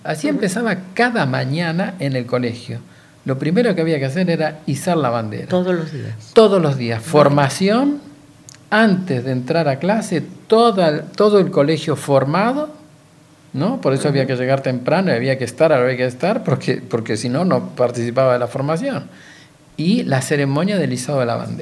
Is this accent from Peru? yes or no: no; Argentina; Yo soy excombatiente de Malvinas